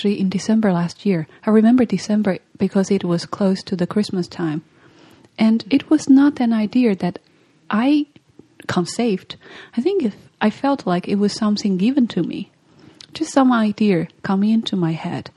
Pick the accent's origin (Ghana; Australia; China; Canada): China; Sichuan; moved away as an adult; now in Poland; I'm from China.